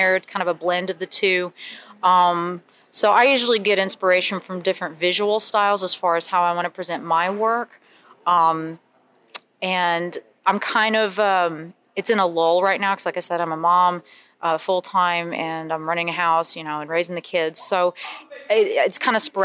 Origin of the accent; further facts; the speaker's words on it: Huntsville, Alabama, United States; I come from Huntsville, Alabama